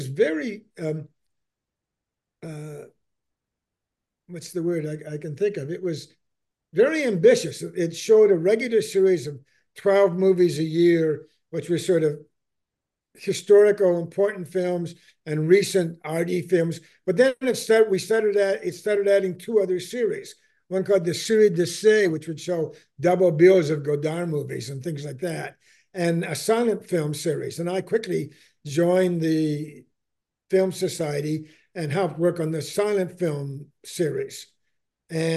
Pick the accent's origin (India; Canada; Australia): Canada; East Coast of Canada, Atlantic Canada; moved away as an adult; I grew up in the East Coast of Canada